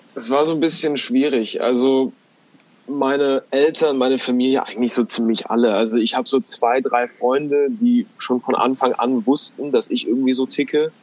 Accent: Göttingen, Lower Saxony, Germany; bei uns in Göttingen, wo wir herkommen

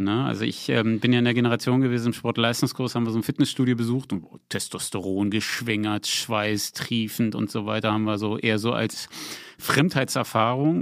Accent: Berlin, Germany; now in Potsdam, Germany; Jetzt bin ich in Potsdam ja noch, wohne da ja auch noch, ne? Aber ich bin Berliner

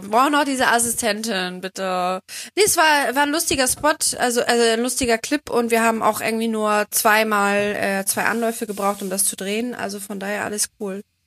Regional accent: Bremen, Germany; now in Cologne, Germany; ich komme ja ursprünglich aus Bremen

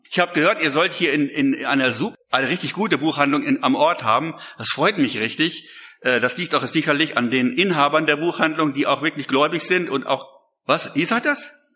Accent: Lüneburg Heath, Lower Saxony, Germany; ich komme aus der Lüneburger Heide

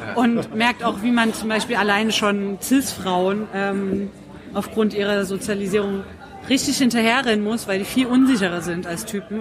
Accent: Dresden, Saxony, Germany; moved away; aus Dresden, noch schlimmer

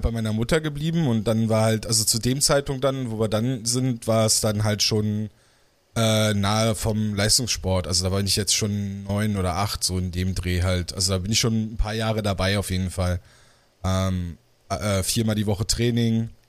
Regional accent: Falkenberg, Berlin, Germany; also ich bin hinten in Falkenberg aufgewachsen. Ähm, da so die Ecke da Richtung Coca-Cola-Werk.

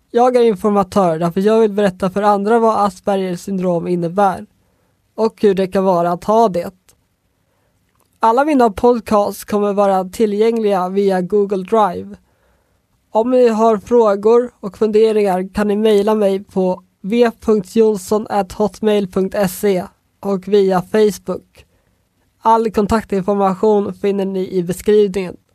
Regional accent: Stockholm, Stockholm County, Sweden; Jag är från Stockholm i Svealand

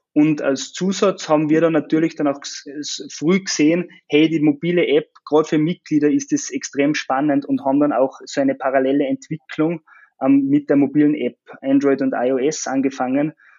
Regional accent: Austria; now in Linz, Austria; komme aber ursprünglich aus dem Salzkammergut, aus dem ländlichen Gebiet

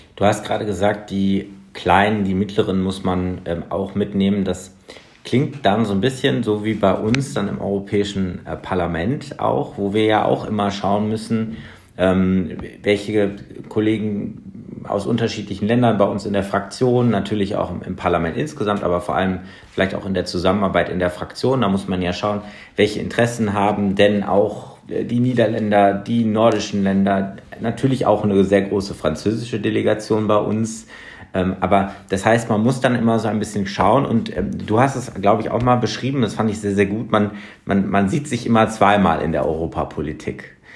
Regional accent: Germany; als Deutsche

